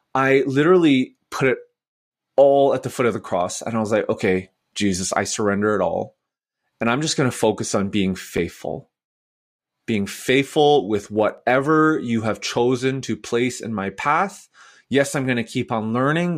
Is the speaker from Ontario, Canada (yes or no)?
no; Vancouver, British Columbia, Canada; also born or lived in Nashville, United States; now in Edmonton, Canada; I am from Vancouver